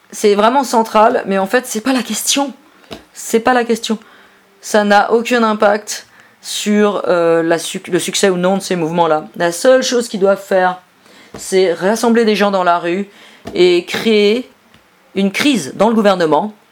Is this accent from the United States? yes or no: yes; Virginia, United States; French is a second language; moved away as an adult; now in Barcelona, Spain; Je viens de Virginie, aux États-Unis. Depuis 2007, j'habite en Catalogne, à Barcelone. Quand je suis arrivé là-bas en 2007, j'étais cet anarchiste américain